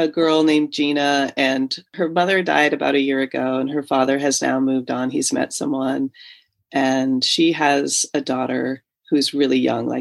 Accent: Alaska, United States; Growing up in Alaska

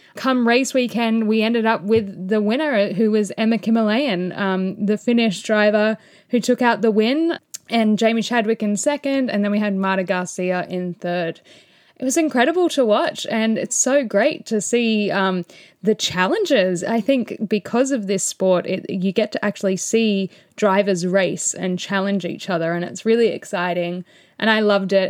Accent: Australia; as an Aussie

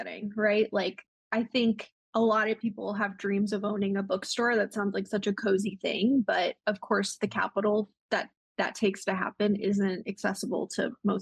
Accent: Yuma, Arizona, United States; moved away; also born or lived in Portland, Oregon; we recently relocated to Yuma, Arizona, which is my hometown

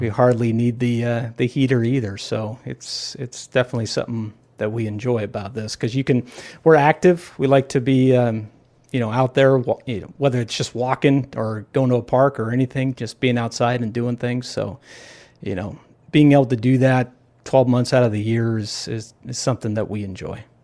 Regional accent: Los Angeles, California, United States; also born or lived in San Diego / Orange County / Newport Beach; I'm born and raised in Southern California. And, you know, grew up in the L A area

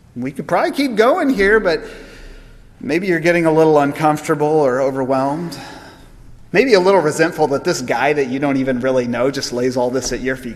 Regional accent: United States; as American Christians

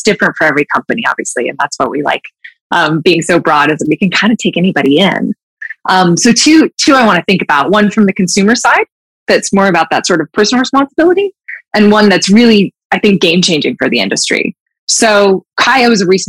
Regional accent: Utah, United States; I grew up in Utah, like super big outdoorsy state.

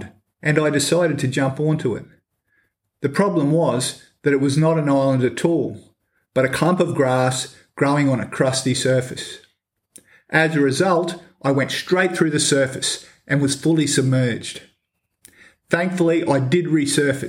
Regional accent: Edmonton, Queensland, Australia; living behind a petrol station was probably not the safest place to grow up

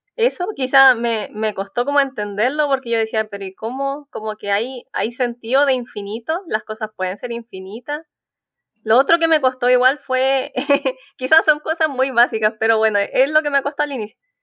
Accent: Concepción, Biobío, Chile; Yo soy de Concepción, así que es una universidad que está en mi región

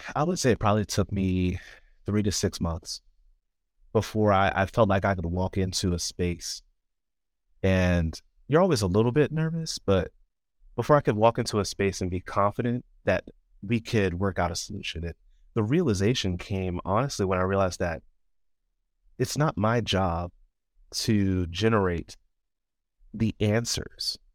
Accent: Chesapeake Beach, Maryland, United States; moved away as an adult; also born or lived in College Park, Maryland; now in near Washington, D.C., United States; I am originally from Chesapeake Beach, Maryland. It's a fairly rural area. Um, I, I don't think it's the most rural, but it's definitely not suburban. Um, grew up there all my life

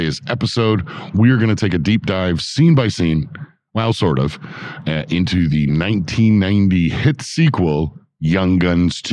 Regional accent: Toronto, Ontario, Canada; now in Ontario, Canada; We grew up in Toronto

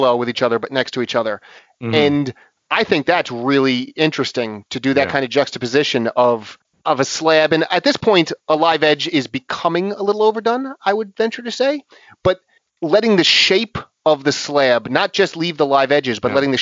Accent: New York, United States; I'm a New Yorker

